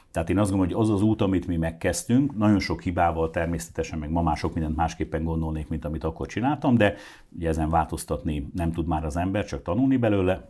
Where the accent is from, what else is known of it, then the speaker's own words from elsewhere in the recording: Hungary; mi magyarok vagyunk